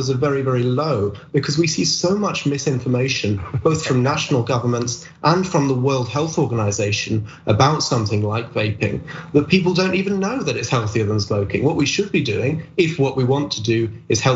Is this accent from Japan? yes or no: no; United Kingdom; my home country in the UK